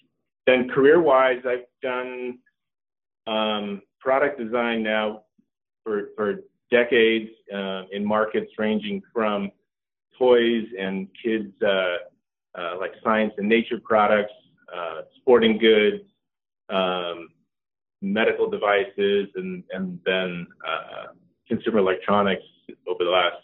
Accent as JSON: {"language": "English", "region": "California", "country": "United States", "tie": "born or raised there", "also_born_or_lived": "Norway", "said": "my family brought us all here when I was just 2 years old. So I grew up right here in the valley. I'm Norwegian by birth, I guess you could say, but a California kid through and through."}